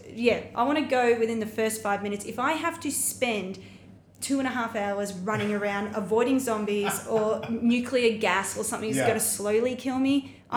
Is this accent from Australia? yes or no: yes; Australia; As an Australian